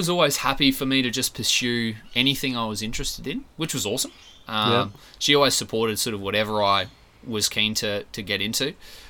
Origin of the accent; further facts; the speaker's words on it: Gracemere, Queensland, Australia; also born or lived in Rockhampton; I was born in Rocky, and then they moved to Gracemere when I was about 2.